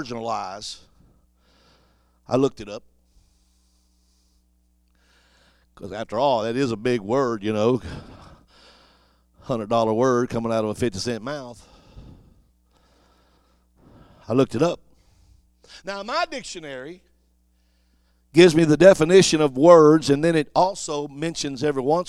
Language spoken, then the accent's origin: English; Cajun, Louisiana, United States; I'm Cajun